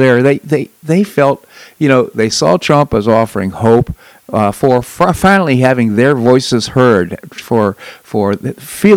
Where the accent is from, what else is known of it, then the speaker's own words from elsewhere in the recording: Washington, District of Columbia, United States; moved away; I grew up in Washington, D.C.